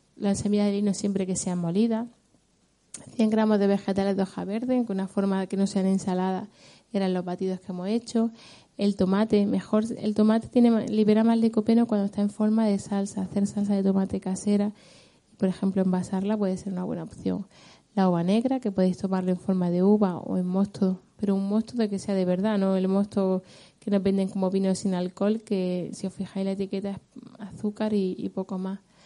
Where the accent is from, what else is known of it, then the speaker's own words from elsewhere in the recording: Granada, Andalusia, Spain; que le da el nombre a mi tierra además